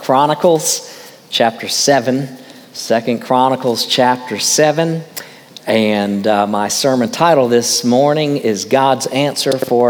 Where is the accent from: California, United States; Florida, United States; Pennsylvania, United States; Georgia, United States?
Florida, United States; West Palm Beach; when I was brought up in West Palm Beach, I was a little kid